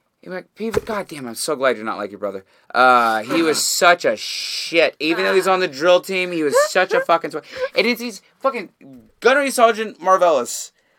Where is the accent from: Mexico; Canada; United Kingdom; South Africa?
Canada; I am just as Canadian as any other motherfucker out there